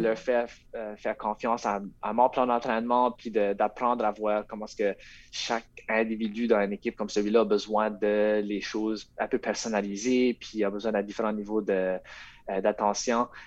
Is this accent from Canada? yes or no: yes; Rogersville, New Brunswick, Canada; je viens, de Rogersville